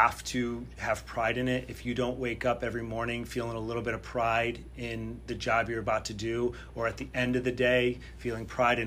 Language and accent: English; Connecticut, United States; moved away as an adult; I'm from Connecticut